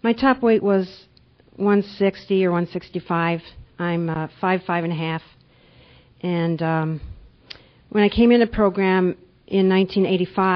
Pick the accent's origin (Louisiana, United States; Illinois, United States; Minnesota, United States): Minnesota, United States; moved away as an adult; also born or lived in Panama / Boston, Massachusetts; now in Geneva, New York, United States; I grew up in Minnesota when I was young, and now I've been living in New York State for about 10 years